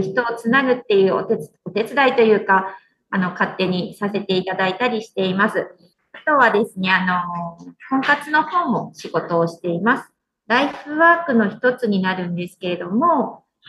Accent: Toyama, Japan; moved away as an adult; also born or lived in Kanoya, Kagoshima; now in Uozu, Japan; 生まれ育ったのは富山市なんですけど

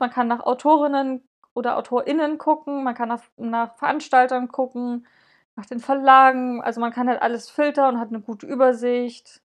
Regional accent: eastern Germany, Germany; bei uns im Osten

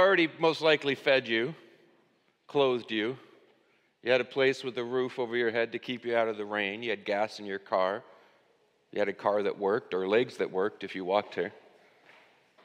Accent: United States

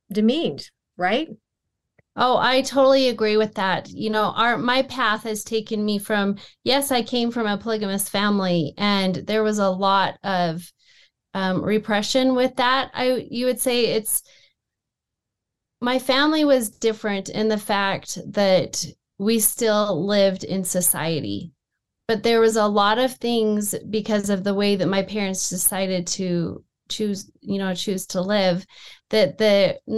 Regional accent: Sandy, Utah, United States; We grew up in the Salt Lake Valley. Um, I mm-hmm. actually grew up on the East Bench in Sandy, Utah.

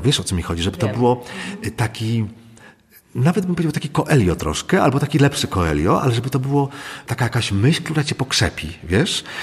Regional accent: Złotoryja, Lower Silesian Voivodeship, Poland; ja się wychowałem mm, w maleńkiej miejscowości Złotoryja

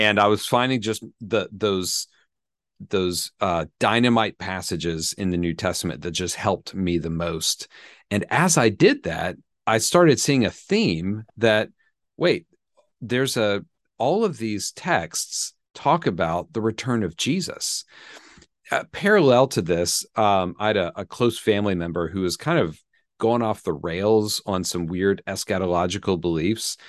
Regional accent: Atlanta, Georgia, United States; also born or lived in Birmingham, Alabama; I grew up in the South, in Atlanta, Georgia

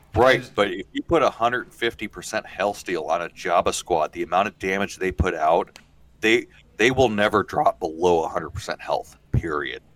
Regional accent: Midwest, United States; I'm from the Midwest

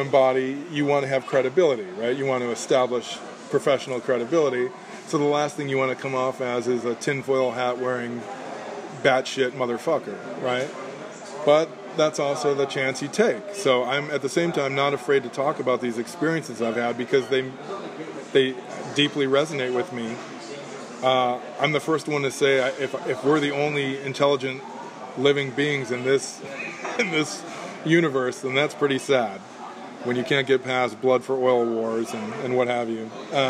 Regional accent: Downers Grove, Illinois, United States; When I was growing up in Downers Grove, Illinois, a suburb of Chicago

